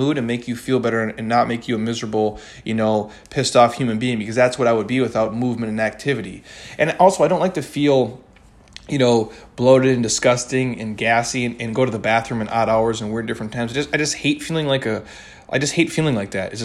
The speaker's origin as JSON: {"language": "English", "region": "Minnesota", "country": "United States", "moved": "yes", "said": "I'm from Minnesota"}